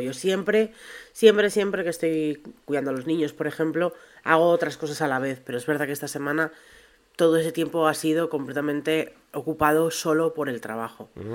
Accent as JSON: {"language": "Spanish", "town": "Segovia", "region": "Castile and León", "country": "Spain", "tie": "born or raised there", "said": "A mí de pequeña me encantaban en Segovia"}